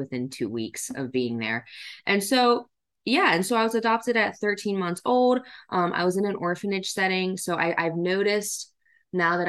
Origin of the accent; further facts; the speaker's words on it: Lancaster County, Pennsylvania, United States; also born or lived in Yangzhou, China; I grew up in the Lancaster County, Pennsylvania area.